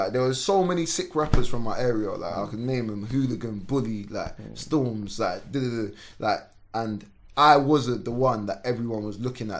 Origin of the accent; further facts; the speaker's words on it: Sierra Leone; born there; Like I said, so I was born in Sierra Leone. So like, we've come from war.